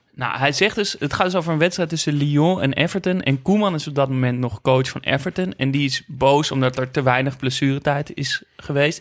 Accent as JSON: {"language": "Dutch", "country": "Netherlands", "said": "dat ik uit Nederland kwam"}